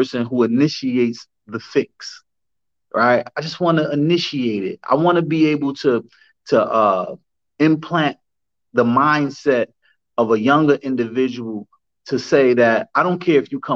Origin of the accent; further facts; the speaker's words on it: Newark, New Jersey, United States; I grew up in the West Ward of Newark, New Jersey